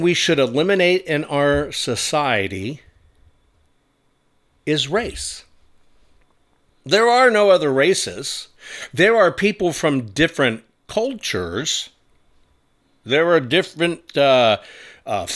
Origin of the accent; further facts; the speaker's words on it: United States; I'm not a Jewish American. I'm not even a German American, even though those are facts. I'm just an American